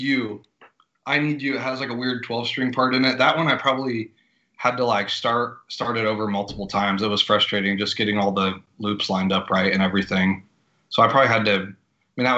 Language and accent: English; Logansport, Indiana, United States; moved away; I'm originally from Indiana, a little small town called Logansport.